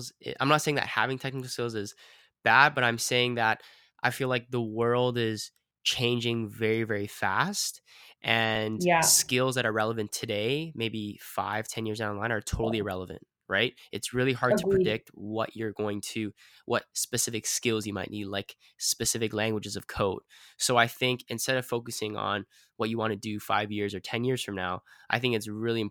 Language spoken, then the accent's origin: English; Vancouver, British Columbia, Canada; I was born and raised in Vancouver